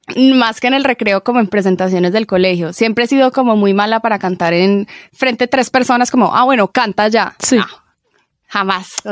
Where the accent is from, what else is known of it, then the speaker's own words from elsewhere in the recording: Medellín, Antioquia, Colombia; crecí en Medellín